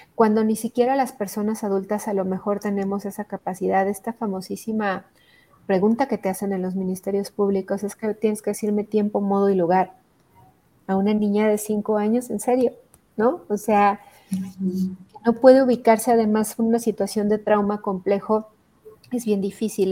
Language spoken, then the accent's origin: Spanish; Hidalgo, Mexico; yo soy del estado de Hidalgo